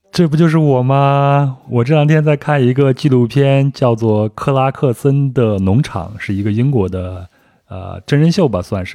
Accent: China; 我就是典型的中国人嘛，喜欢问人家从哪里来

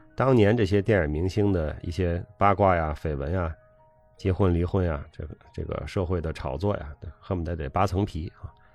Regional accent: China; 我们作为中国人

